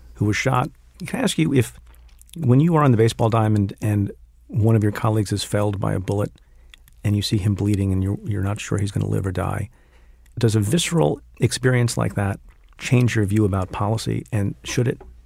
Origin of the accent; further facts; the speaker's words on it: New Jersey, United States; not far from where I grew up. You know, I'm from Jersey